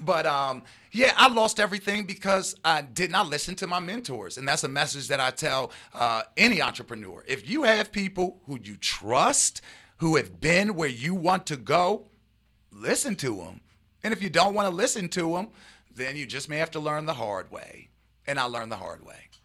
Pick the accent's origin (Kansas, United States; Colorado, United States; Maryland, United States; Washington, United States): Maryland, United States; Baltimore; I'm a East Coast guy, born and raised, uh, in Baltimore